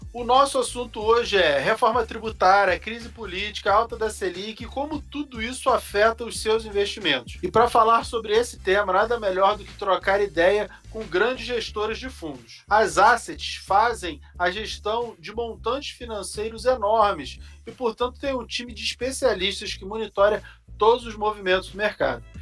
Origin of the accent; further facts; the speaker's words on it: Rio de Janeiro, Brazil; now in São Paulo, Brazil; um conterrâneo carioca que nem eu